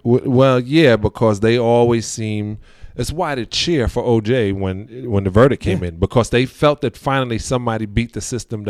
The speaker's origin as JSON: {"language": "English", "town": "New York City", "region": "New York", "country": "United States", "tie": "born or raised there", "said": "In Canarsie. So I grew up in an Italian Jewish neighborhood."}